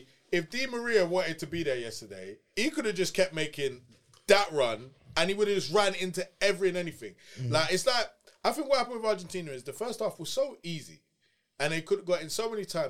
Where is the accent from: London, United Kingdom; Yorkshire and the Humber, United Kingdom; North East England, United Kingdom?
London, United Kingdom; I'm from Lewisham, innit? Everyone's black, innit?